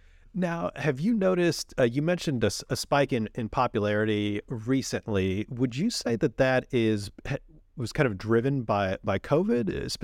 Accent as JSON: {"language": "English", "region": "California", "country": "United States", "tie": "born or raised there", "said": "it's interesting growing up in the Sierras."}